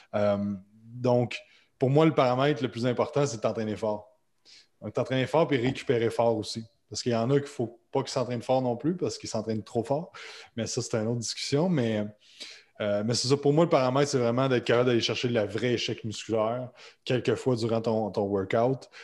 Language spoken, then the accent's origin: French; Quebec, Canada; comme vous l'entendez avec ma voix, je suis québécois